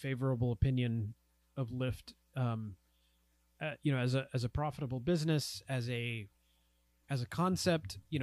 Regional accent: United States; as an American, you know, who's lived, born and raised here

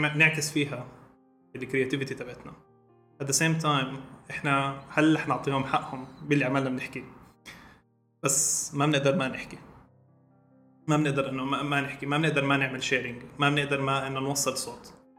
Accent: Jordan; عندنا بالاردن

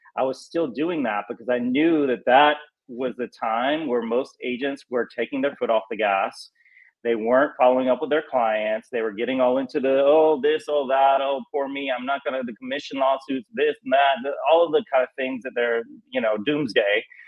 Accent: North Carolina, United States; moved away as an adult; now in Los Angeles, United States; I just grew up in southern. You know, I'm from North Carolina.

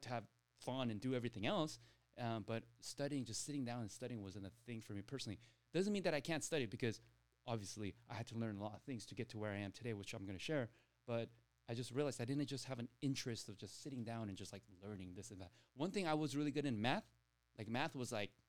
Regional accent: Torrance, California, United States; I grew up here in South Bay in Torrance

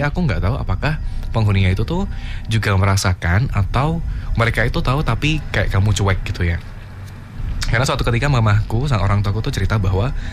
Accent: Yogyakarta, Special Region of Yogyakarta, Indonesia; di kampungku

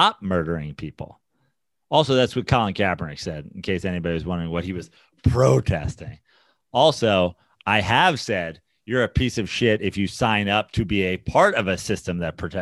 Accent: United States; I'm from America

